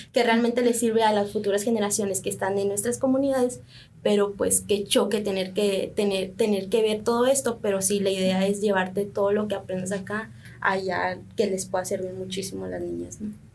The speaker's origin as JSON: {"language": "Spanish", "town": "Miguel Alemán", "region": "Sonora", "country": "Mexico", "tie": "born or raised there", "said": "mis papás pues vienen de Oaxaca, pero nosotros nacimos aquí en, el poblado Miguel Alemán"}